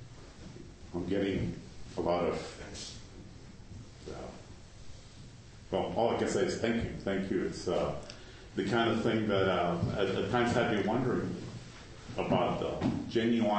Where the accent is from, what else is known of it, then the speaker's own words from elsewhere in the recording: Cuba; moved away; I have a cousin that I grew up with in Cuba many years ago.